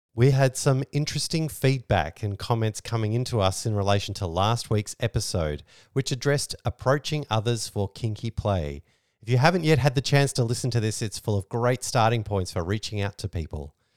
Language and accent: English; Australia; We're Australian